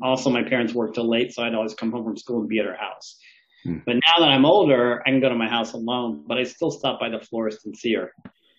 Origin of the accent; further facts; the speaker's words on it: Thailand; Yeah, I'm from Thailand.